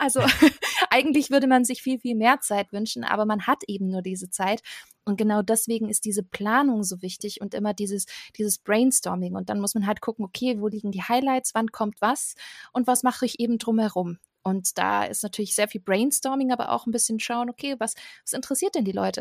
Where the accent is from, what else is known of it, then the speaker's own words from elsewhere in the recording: Stuttgart area, Baden-Württemberg, Germany; ich komme aus der Ecke Stuttgart